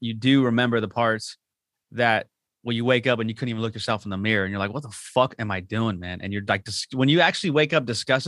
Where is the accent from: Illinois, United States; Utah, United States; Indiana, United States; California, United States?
California, United States; La Habra; I'm from La Habra, like, bitch.